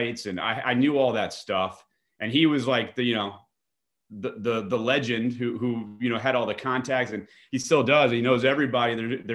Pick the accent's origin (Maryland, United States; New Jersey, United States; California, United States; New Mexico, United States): New Jersey, United States; Bergen County; I grew up in New Jersey, in Bergen County, New Jersey, North Jersey